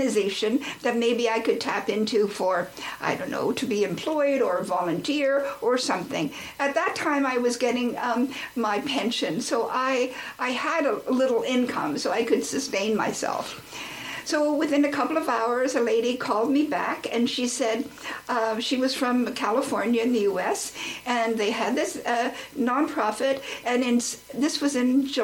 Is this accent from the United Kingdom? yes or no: no; Nova Scotia, Canada; moved away; also born or lived in New Jersey / Halifax / Bangalore / New Delhi; I should go back home to Nova Scotia